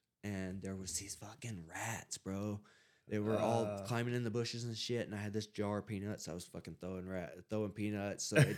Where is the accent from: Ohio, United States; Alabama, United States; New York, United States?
Alabama, United States; I was like, look, I'm from Alabama. I flew here to go to rehab.